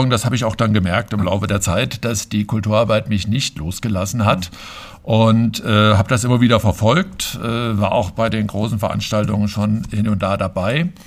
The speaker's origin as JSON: {"language": "German", "town": "Fulda", "region": "Hesse", "country": "Germany", "tie": "born or raised there", "said": "Ja, also ich bin sogar in Bernhards geboren direkt gehöre noch zu den wenigen seltenen Hausgeburten"}